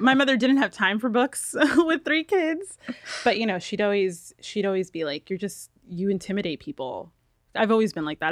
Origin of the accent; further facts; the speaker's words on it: New York, United States; now in Los Angeles, United States; I'm from New York